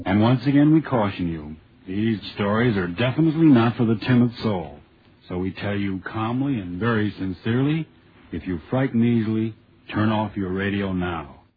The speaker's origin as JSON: {"language": "English", "town": "San Diego", "region": "California", "country": "United States", "tie": "born or raised there", "said": "growing up in San Diego"}